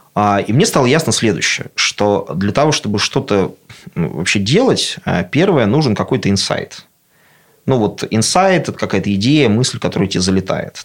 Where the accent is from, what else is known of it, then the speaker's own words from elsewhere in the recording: Russia; also born or lived in Moscow; now in Obninsk, Russia; я абсолютно деревенский пацан, который вырос в деревне